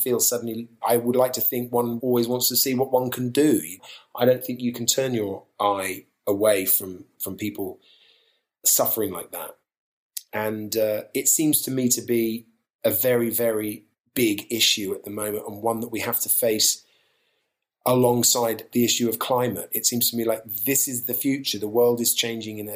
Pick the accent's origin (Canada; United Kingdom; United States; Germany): United Kingdom; London; We grew up in Southeast London